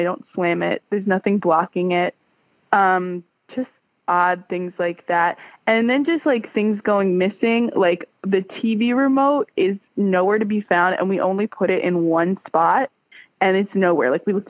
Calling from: Tuscaloosa, Alabama, United States; I'm calling from Tuscaloosa, Alabama.

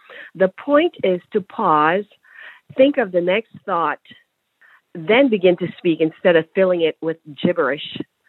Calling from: Florida, United States; from Florida.

